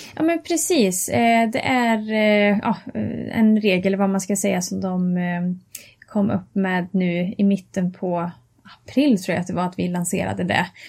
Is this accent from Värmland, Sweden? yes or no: yes; Karlstad, Värmland, Sweden; jag kommer ifrån eh, Värmland och Karlstad